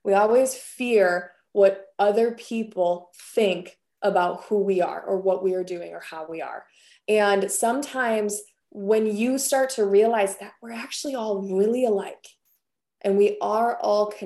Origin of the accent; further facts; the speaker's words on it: Wisconsin, United States; I come from Wisconsin